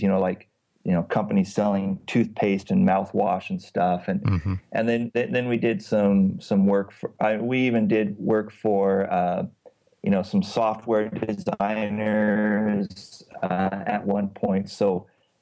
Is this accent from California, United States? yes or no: yes; California, United States; moved away as an adult; also born or lived in Washington State; now in Istanbul, Turkey; I am a Californian who lived many years in Washington State, and now I live in Istanbul, Turkey